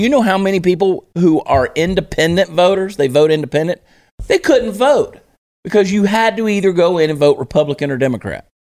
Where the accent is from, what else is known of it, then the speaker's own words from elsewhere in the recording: New Jersey, United States; born there; I was born in New Jersey.